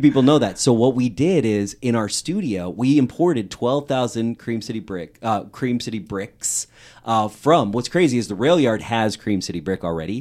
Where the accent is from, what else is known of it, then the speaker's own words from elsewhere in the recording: Wisconsin, United States; also born or lived in Green Bay, Wisconsin (born); as an American from Wisconsin